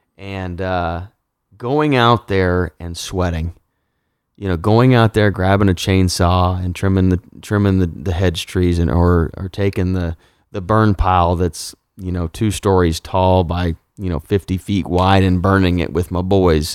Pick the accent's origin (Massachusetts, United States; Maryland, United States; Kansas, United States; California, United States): Kansas, United States; I am from Kansas